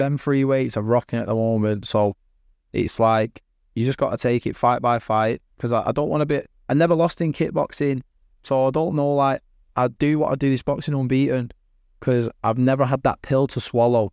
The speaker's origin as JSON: {"language": "English", "town": "Manchester", "region": "North West England", "country": "United Kingdom", "said": "I'm from Manchester"}